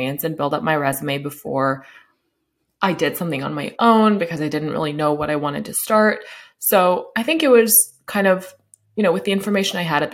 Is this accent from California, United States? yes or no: yes; Sacramento, California, United States; I'm in Sacramento. It's where I grew up